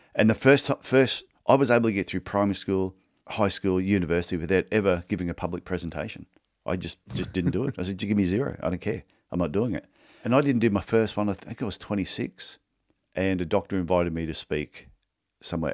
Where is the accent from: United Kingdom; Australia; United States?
Australia; I'm not Canadian, I'm Australian.